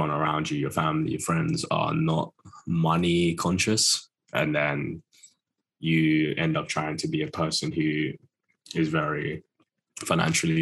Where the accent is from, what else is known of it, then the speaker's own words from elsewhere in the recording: United Kingdom; Close to London, close to London. I've got to be careful about saying if I'm from London these days, people call me out.